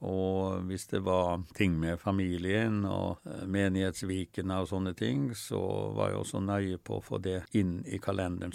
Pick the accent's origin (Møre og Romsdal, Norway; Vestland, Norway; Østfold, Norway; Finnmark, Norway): Møre og Romsdal, Norway; Molde; now in Oslo, Norway; der jeg vokste opp utafor Molde